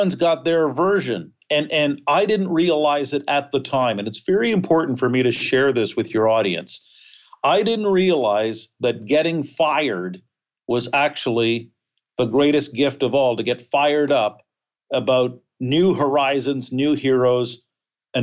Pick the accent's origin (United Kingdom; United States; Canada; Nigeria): Canada; New Brunswick; I'm from New Brunswick, Canada. And I'm speaking to you today from Cincinnati